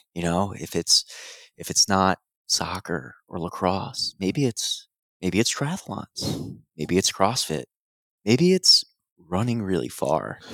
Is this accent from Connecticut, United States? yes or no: no; Madison, New Jersey, United States; I grew up in Madison, New Jersey